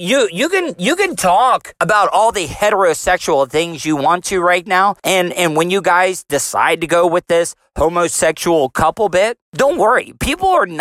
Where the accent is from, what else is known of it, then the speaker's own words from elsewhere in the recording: Volusia County, Florida, United States; I'm from Volusia County. I am a Florida cracker